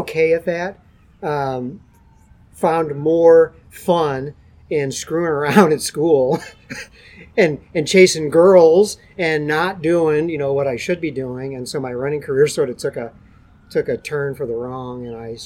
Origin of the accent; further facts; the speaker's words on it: St. Louis, Missouri, United States; I grew up in South St. Louis